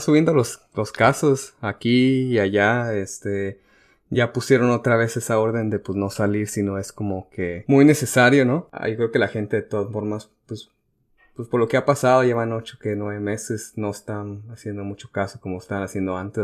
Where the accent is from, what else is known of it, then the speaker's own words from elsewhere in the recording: Mexico; porque soy